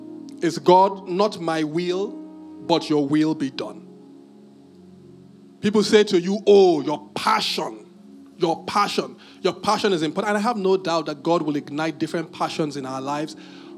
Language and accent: English; United Kingdom; But I'm very British.